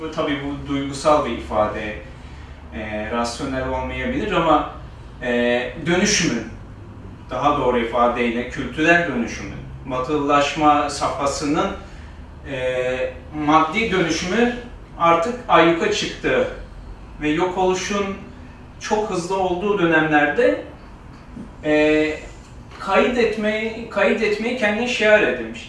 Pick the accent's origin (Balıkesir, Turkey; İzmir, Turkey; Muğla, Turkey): Balıkesir, Turkey; moved away; also born or lived in Istanbul; ben Balıkesir'de büyüdüm.